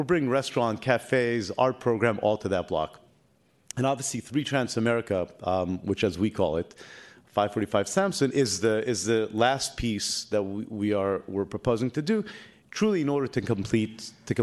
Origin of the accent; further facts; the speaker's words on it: Israel; also born or lived in New York / West Coast, United States; now in United States; I grew up in Israel